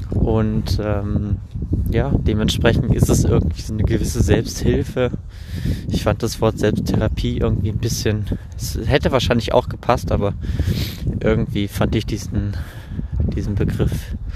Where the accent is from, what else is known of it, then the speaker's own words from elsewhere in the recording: Düsseldorf, North Rhine-Westphalia, Germany; born there; now in Bielefeld, Germany; bin äh, 25 Jahre alt und ähm, ja, wie schon erwähnt, lebe ich in Bielefeld, gebürtig bin ich aus Düsseldorf, also in recht echte Rheinländer.